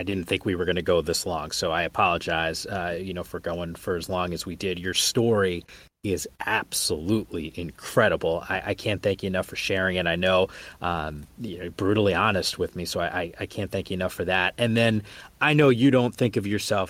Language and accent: English; East Coast, United States; moved away as an adult; now in West Coast, United States; I grew up on the East Coast